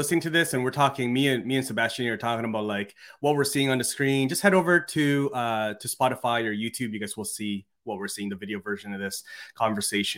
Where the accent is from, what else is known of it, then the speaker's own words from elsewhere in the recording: Canada; as a Canadian